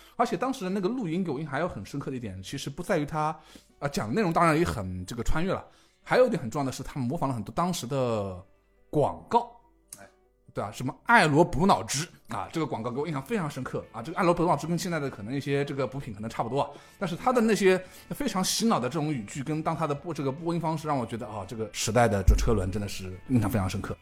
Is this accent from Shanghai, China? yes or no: yes; Yangpu, Shanghai, China; 我呢，出生在长海医院，啊，也是出，土生土长的杨浦人